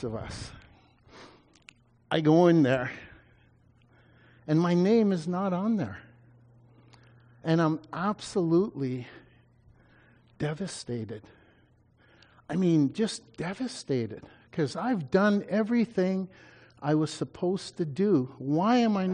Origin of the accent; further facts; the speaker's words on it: Canada; I was a Canadian